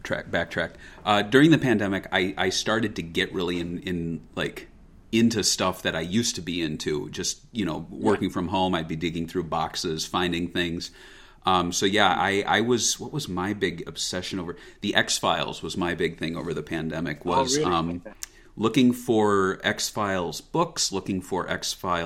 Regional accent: United States; as an American

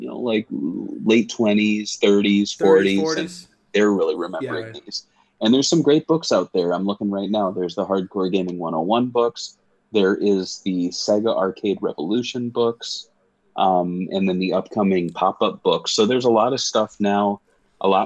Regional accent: United States; I'm an American

